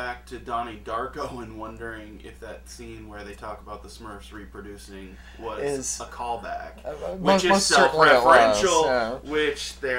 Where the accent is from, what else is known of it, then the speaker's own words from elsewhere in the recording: Southern Ohio, United States; I'm from Southern Ohio, on the Ohio River. Okay, I saw Kentucky every morning.